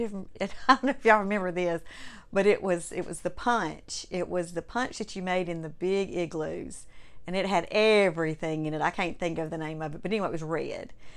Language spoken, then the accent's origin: English; Clinton, Mississippi, United States; I grew up in Clinton, Mississippi. My family moved there when I was in the, in the fifth grade, going into the fifth grade. I was ten years old.